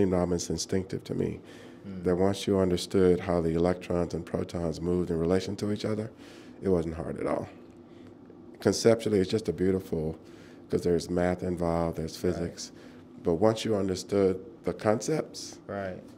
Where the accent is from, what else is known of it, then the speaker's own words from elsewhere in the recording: Arkansas, United States; moved away as an adult; also born or lived in Boston / Oxford; In the Deep South in Arkansas